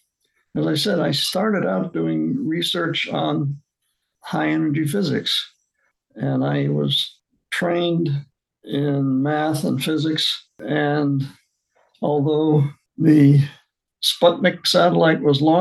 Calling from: Baltimore, Maryland, United States; I'm calling from my retirement home in Baltimore, Maryland.

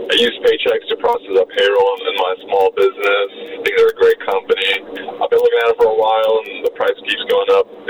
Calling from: United States; I'm calling from Washington.

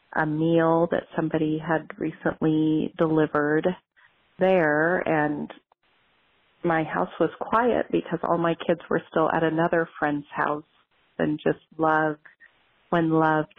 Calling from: Wenatchee, Washington, United States; I'm calling from Wenatchee, Washington

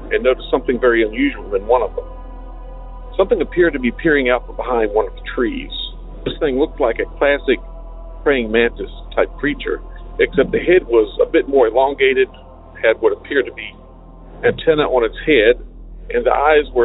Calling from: Virginia, United States; Hi, Derek. I'm … from Virginia.

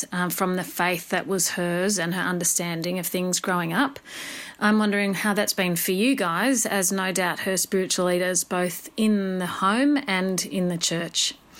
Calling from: Sydney, New South Wales, Australia; I'm calling from Sydney, Australia.

